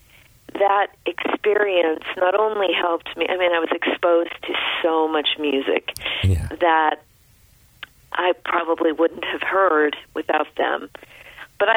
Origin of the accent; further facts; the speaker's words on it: Rumford, Maine, United States; I grew up in rural Rumford Point, so it was very close to the Bethel area